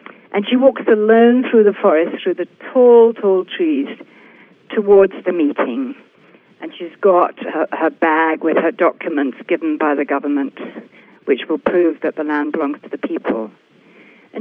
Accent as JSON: {"language": "English", "region": "England", "country": "United Kingdom", "tie": "born or raised there", "also_born_or_lived": "Brazil", "moved": "as an adult", "said": "I was born and raised in England"}